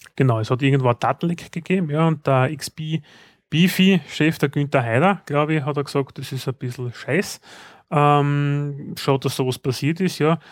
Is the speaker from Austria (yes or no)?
yes; Austria; wo sind wir als Österreicher